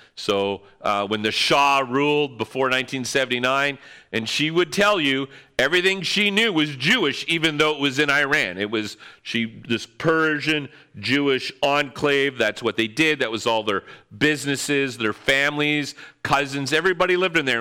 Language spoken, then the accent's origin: English; North Bay, Ontario, Canada; moved away as an adult; also born or lived in London, Ontario; I hated living in my hometown, North Bay